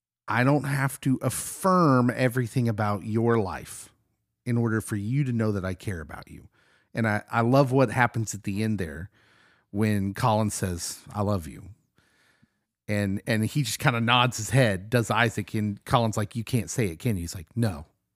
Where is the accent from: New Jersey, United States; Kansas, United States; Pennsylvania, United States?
Kansas, United States; Lawrence; I grew up in Lawrence, loving KU basketball.